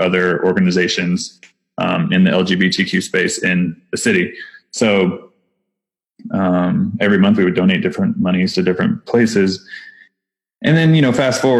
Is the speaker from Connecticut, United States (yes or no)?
no; Texas, United States; accent: Texas; I have my Texas accent again, because I'm still in Texas